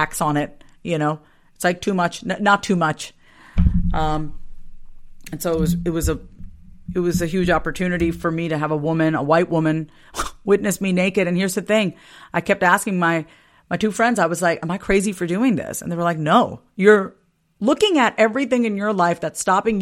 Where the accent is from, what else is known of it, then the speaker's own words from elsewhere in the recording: Long Island, New York, United States; Growing up on Long Island, it was not easy being one of very few Indian families in an all-white town.